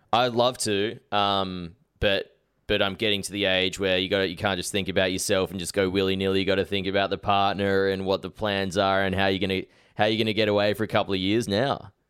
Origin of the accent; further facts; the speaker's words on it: Adelaide, South Australia, Australia; also born or lived in Sydney; now in Melbourne, Australia; I grew up in South Australia, and then when I first moved to Sydney